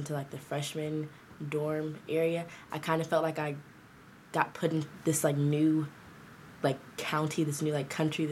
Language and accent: English; Decatur, Georgia, United States; I'm from Decatur, Georgia. I went to DeKalb School of the Arts for high school